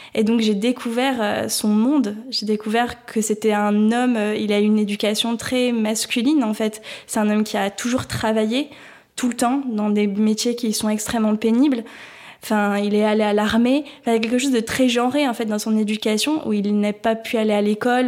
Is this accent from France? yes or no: yes; France; en tant que Français, Française, euh, née dans les années 2000